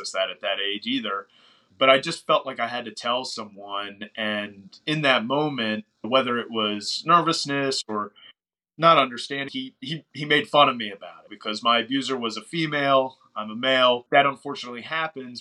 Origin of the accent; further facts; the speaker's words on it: outside of Baltimore, Maryland, United States; We grew up probably like 30, 45 minutes outside of Baltimore.